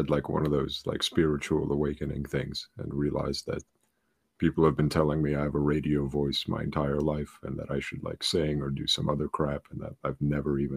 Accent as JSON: {"language": "English", "region": "New Jersey", "country": "United States", "tie": "born or raised there", "also_born_or_lived": "Ukraine", "said": "I grew up in New Jersey."}